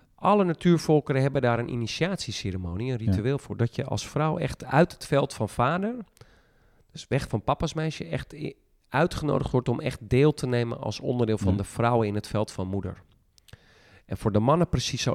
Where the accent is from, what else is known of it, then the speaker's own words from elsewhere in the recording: Friesland, Netherlands; ik kom uit Friesland